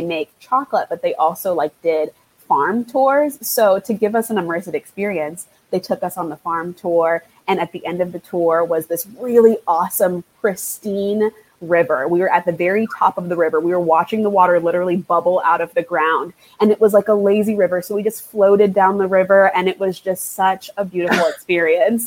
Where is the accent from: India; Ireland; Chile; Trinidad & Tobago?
Trinidad & Tobago; now in United States; I'm from Trinidad and Tobago. That is where I was born. That's where a lot of my family is, my mother country